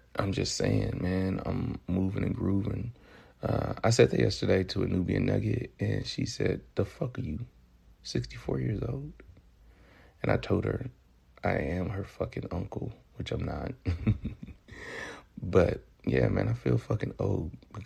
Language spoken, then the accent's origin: English; Memphis, Tennessee, United States; accent: Southern; now in California, United States; I derive from the east part of Memphis, Tennessee.